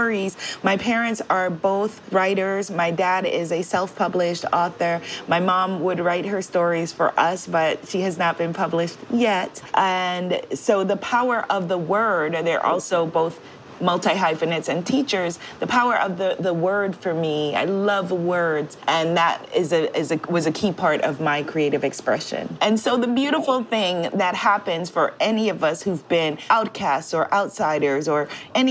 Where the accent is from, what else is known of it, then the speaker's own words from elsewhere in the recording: New York City, New York, United States; growing up while hip-hop music was growing up in New York City